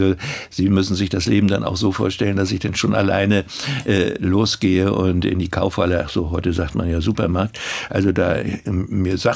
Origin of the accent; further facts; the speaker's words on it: Rostock, Mecklenburg-Vorpommern, Germany; Und meine Heimat war äh, Mecklenburg. Das war nicht DDR, sondern das war meine, meine, meine Geburtsstadt Rostock und das Fischland.